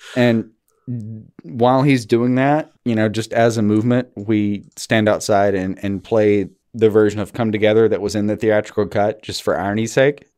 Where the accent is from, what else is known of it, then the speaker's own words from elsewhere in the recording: Alabama, United States; I'm from Alabama.